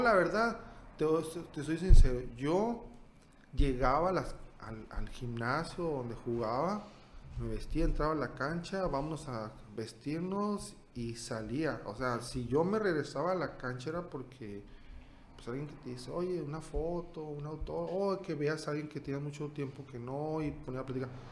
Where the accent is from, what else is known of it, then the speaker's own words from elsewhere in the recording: Sonora, Mexico; moved away as an adult; also born or lived in Hungary; del norte del estado de Sonora